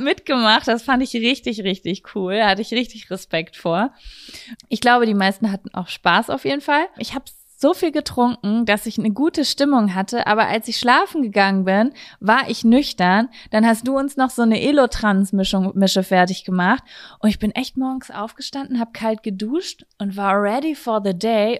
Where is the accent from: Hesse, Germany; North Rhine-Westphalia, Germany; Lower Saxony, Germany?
North Rhine-Westphalia, Germany; Lübbecke; hier bei uns in Lübbecke slash Blasheim